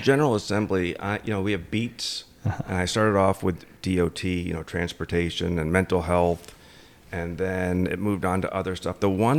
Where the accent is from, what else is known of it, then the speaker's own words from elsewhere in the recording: Connecticut, United States; Grew up in Connecticut, and I grew up eating bacon and eggs.